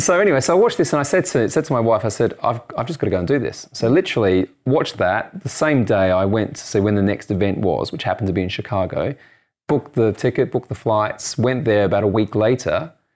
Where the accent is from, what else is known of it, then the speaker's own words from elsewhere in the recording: Australia; moved away as an adult; also born or lived in United States; now in United Kingdom; I'm Australian and I live in the U K